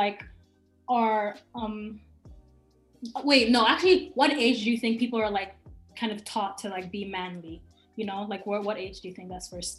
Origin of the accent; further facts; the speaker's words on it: Cameroon; Where I'm from, I'm Cameroonian.